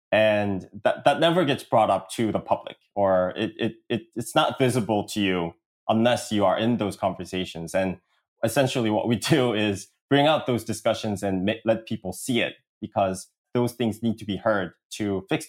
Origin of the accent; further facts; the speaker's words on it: Seoul, South Korea; accent: American; English is a second language; also born or lived in Washington, D.C., United States; I am an entrepreneur from Korea. And I spent most of my life back in South Korea, especially in Seoul. But I did get some elementary school and middle school education in the States near Washington, D.C.